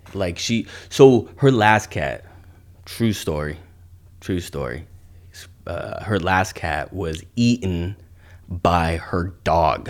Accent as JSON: {"language": "English", "town": "Ventura", "region": "California", "country": "United States", "tie": "born or raised there", "also_born_or_lived": "Oxnard, California", "said": "I lived on the Avenue from the time I was in second grade, uh, till I was a freshman in high school"}